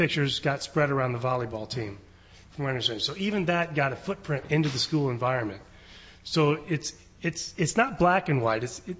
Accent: Indiana, United States; born or raised there; moved away

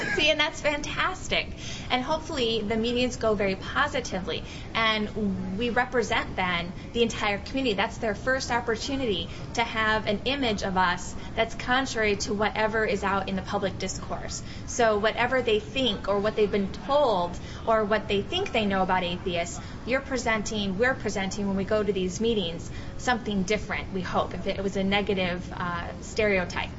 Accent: Iowa, United States; growing up in Iowa

